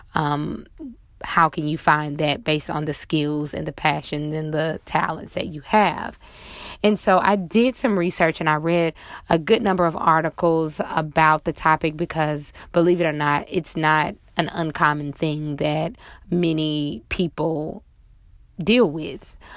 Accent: Monroe, Louisiana, United States; now in New Orleans, United States; my hometown of Monroe, Louisiana

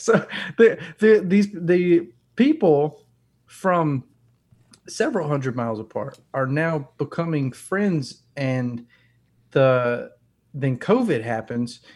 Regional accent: North Alabama, United States; I grew up in North Alabama

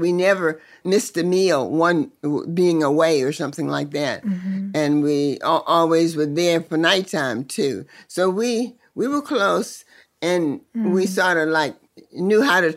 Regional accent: Sutherland, Virginia, United States; also born or lived in King George, Virginia; I really grew up in Sutherland, Virginia

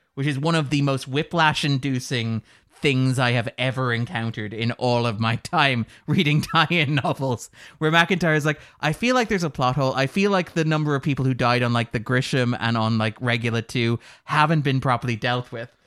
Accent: Sligo, Connacht, Ireland; we are from Sligo.

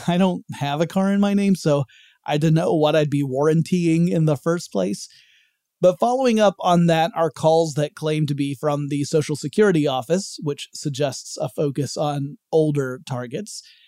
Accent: Georgia, United States; my home state of Georgia

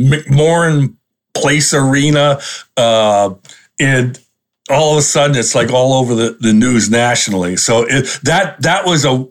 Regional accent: Rhode Island, United States; moved away as an adult; also born or lived in Port Huron, Michigan; I grew up in New England, in Rhode Island.

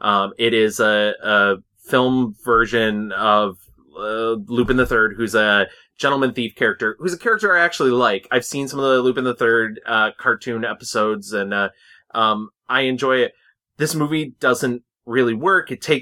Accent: United States; it's Japanese and I'm American

